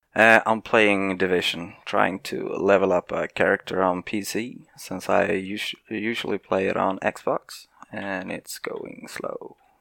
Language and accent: English; Sweden; I'm from Sweden